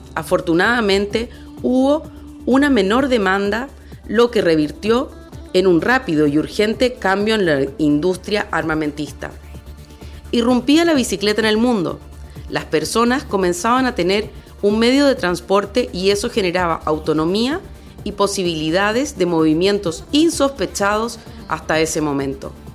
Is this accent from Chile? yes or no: yes; Chile; now in Basque Country, Spain; chilena de nacimiento, euskalduna de adopción.